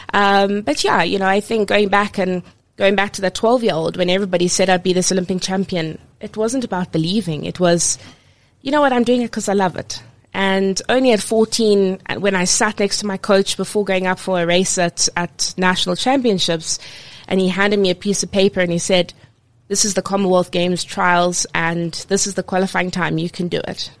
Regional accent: Cape Town, Western Cape, South Africa; growing up in Cape Town. Um, I swam for province

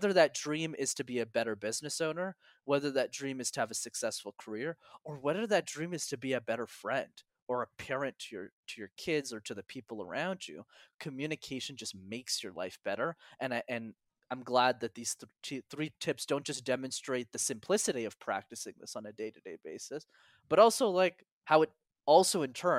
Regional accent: Montreal, Quebec, Canada; because I'm born and raised in Montreal. And in Montreal, you need to know how to speak French, which I didn't know.

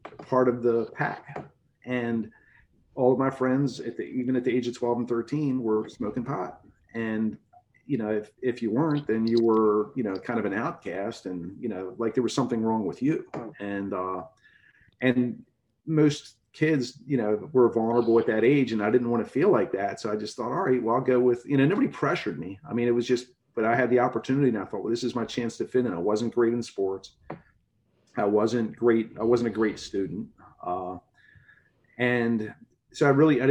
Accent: Baltimore, Maryland, United States; I grew up in Baltimore City in a blue collar neighborhood

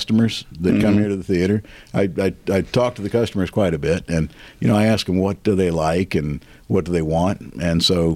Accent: North Carolina, United States; accent: Southern; moved away as an adult; also born or lived in Kentucky; now in Iowa, United States; I was born in Kentucky, raised in North Carolina. Some people pick up on the fact I still have a little bit of Southern in my accent, and then moved to Iowa

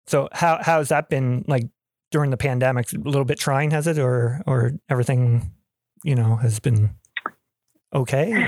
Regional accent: Canada; growing up in Canada here

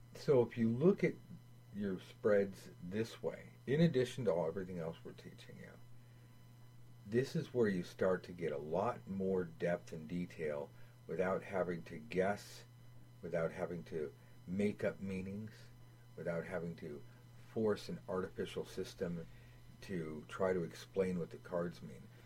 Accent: United States; growing up in America

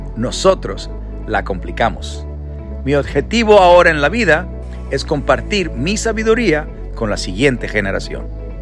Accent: Culiacán, Sinaloa, Mexico; yo soy mexicano de Sinaloa y Culiacán

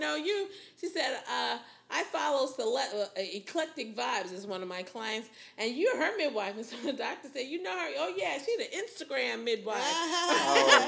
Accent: New Haven, Connecticut, United States; moved away as an adult; now in Houston, United States; I'm from New Haven, where there's Yale

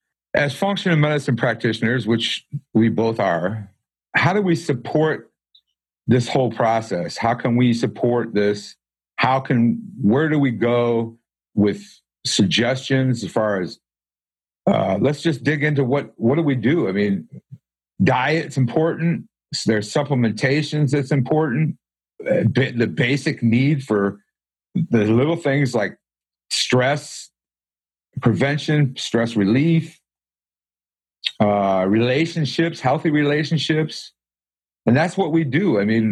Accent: Michigan, United States; I'm actually from Michigan, but I think I'm starting to get the Southern slang. I've been here so long.

